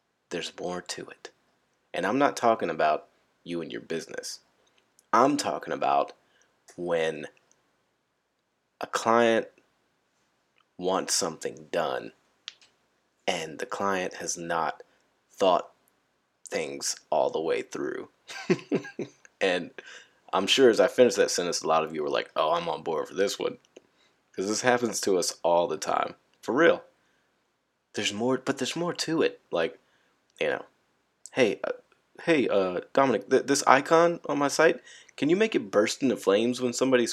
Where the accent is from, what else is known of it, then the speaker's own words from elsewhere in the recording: California, United States; moved away; I'm from Cali. You know, all we had to deal with was earthquakes and hippies